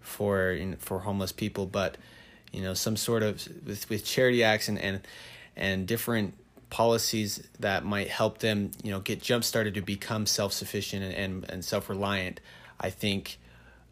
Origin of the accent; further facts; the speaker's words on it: Rexburg, Idaho, United States; also born or lived in Mexico; I grew up here in Rexburg, Idaho, and I just graduated from BYU Idaho in July